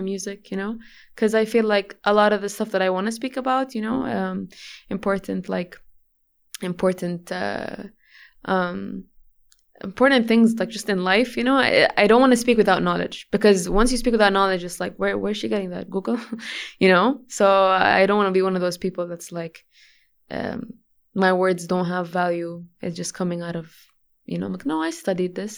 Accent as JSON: {"language": "English", "town": "Jeddah", "region": "Makkah Province", "country": "Saudi Arabia", "tie": "born or raised there", "also_born_or_lived": "Sweden", "first_language": "English", "said": "Jeddah, uh, the Prep and Grammar School, international. Um, yeah, my Arabic was broken when I was a kid. It was very, very broken. So I would consider English to be my first language"}